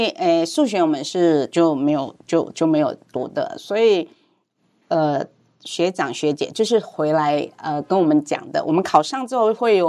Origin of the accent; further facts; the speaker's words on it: Hong Kong; Chinese is a second language; moved away as an adult; now in Taiwan; 我是，嗯，我是在香港长大，十八岁的时候才来台湾读书。